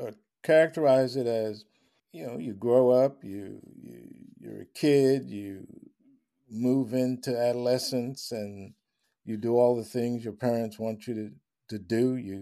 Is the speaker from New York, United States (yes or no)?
yes; Long Island, New York, United States; I grew up in Long Island.